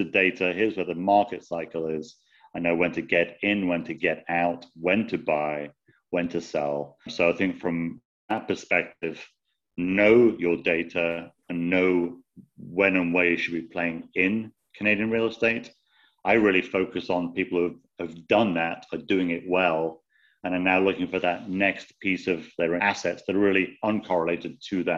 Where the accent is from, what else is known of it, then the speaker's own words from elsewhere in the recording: United Kingdom; now in United States; I'm obviously British, lived in the States most of my life